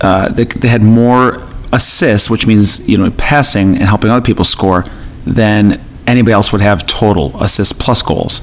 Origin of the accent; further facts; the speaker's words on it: Buffalo, New York, United States; I grew up in or near Buffalo, New York, and we played a lot of hockey